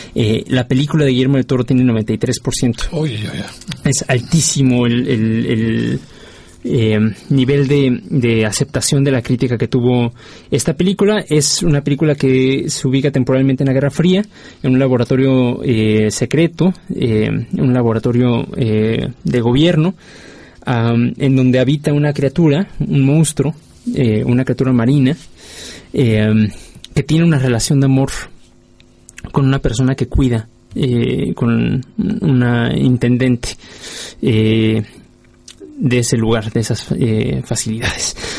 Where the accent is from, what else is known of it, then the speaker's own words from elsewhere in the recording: Mexico; del cine en mi país.